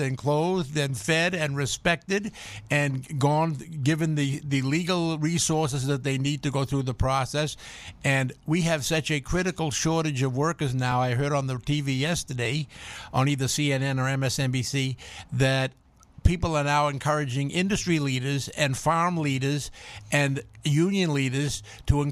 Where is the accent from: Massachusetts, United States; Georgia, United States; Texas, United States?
Massachusetts, United States; Boston; I'm from Boston